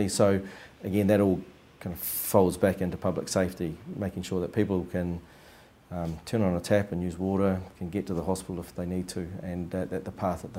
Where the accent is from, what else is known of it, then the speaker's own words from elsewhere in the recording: Wellington, New Zealand; moved away as an adult; now in Christchurch, New Zealand; Growing up in Wellington in the 80s, there was lots of holes in the ground